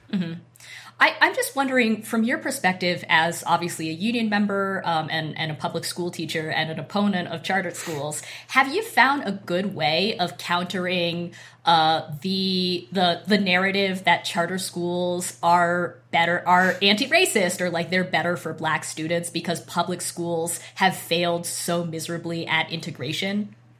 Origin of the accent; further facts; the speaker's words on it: Boise, Idaho, United States; I grew up in Boise, Idaho